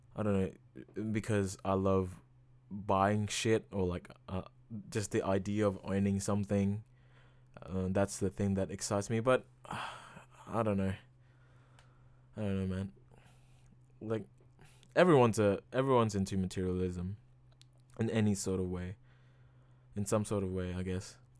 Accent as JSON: {"language": "English", "country": "Indonesia", "moved": "yes", "said": "I am from Indonesia"}